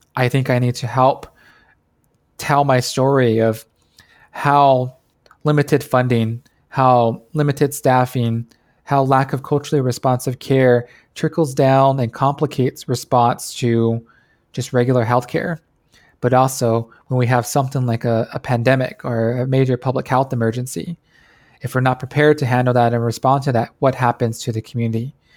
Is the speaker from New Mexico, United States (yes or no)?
yes; New Mexico, United States; moved away as an adult; I grew up in a small town on the Navajo Nation, the eastern side, on the New Mexico side